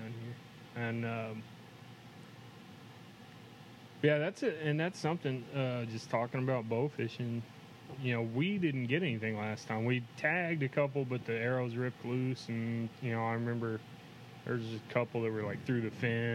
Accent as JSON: {"language": "English", "town": "Axtell", "region": "Texas", "country": "United States", "tie": "born or raised there", "said": "we grew up in Axtell"}